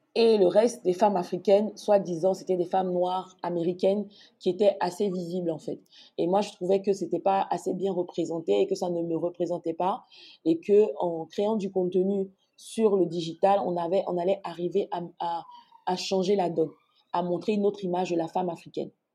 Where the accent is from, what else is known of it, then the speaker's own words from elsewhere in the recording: Abidjan, Côte d’Ivoire; moved away as an adult; also born or lived in Morocco; now in Abidjan, Côte d'Ivoire; je suis née à Abidjan, au CHU de Trècheville plus précisément, et j'ai grandi à Abidjan, en Côte d'Ivoire